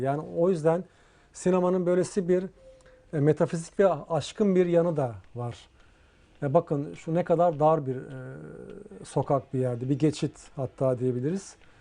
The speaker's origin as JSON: {"language": "Turkish", "region": "Istanbul", "country": "Turkey", "tie": "born or raised there", "said": "ben Ortaköylüyüm asıl olarak o yılları tahta köprülerin üzerinde olduğu o e, dere boyun üzerinde yılları biliyorum yani o yıllarda dünyaya geldim Ortaköy'de."}